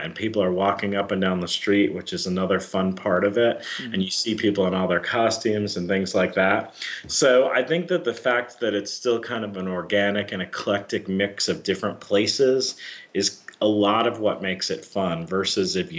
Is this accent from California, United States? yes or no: no; Florida, United States; moved away as an adult; now in Chicago, United States; I'm from Florida, and I worked for the Miami office